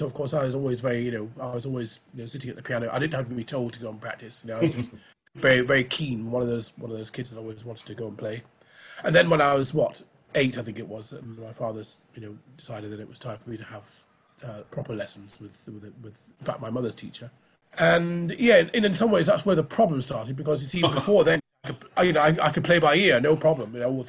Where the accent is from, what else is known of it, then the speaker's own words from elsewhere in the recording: Oldham, North West England, United Kingdom; Well, I mean, I'm from Oldham in Lancashire, near Manchester. I might not sound like it, but I know that's where I was born. And, I mean, my parents, of course, emigrated from Barbados in 57.